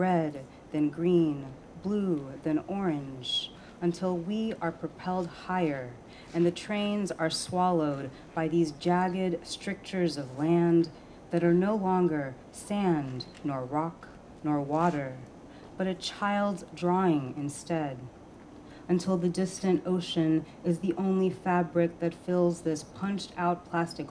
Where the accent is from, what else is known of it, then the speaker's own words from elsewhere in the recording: New York City, New York, United States; also born or lived in Bangladesh; I was born in Brooklyn, but my parents are from Bangladesh